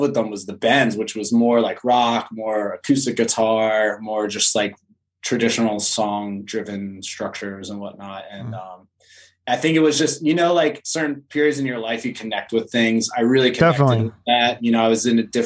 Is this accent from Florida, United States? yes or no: no; Philadelphia, Pennsylvania, United States; now in San Diego, United States; I grew up outside of Philadelphia